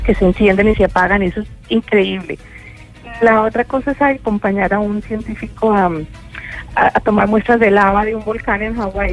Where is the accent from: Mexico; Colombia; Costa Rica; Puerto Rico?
Colombia; moved away; siendo colombiana